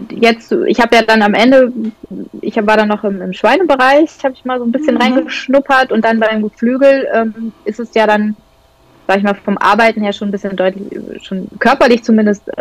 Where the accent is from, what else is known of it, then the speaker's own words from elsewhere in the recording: North Rhine-Westphalia, Germany; now in Lower Saxony, Germany; ich komme aus Niedersachsen jetzt hier oder wohne in Niedersachsen, eigentlich komme ich aus Westfalen